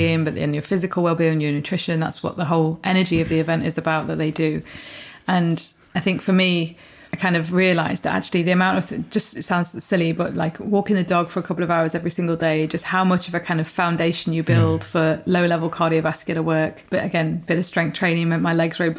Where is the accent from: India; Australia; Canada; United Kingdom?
United Kingdom; Peak District, East Midlands; now in Kent, United Kingdom; when I was growing up in the Peak District